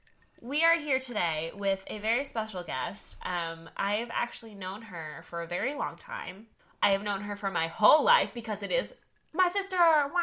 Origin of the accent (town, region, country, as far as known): Texas, United States; born or raised there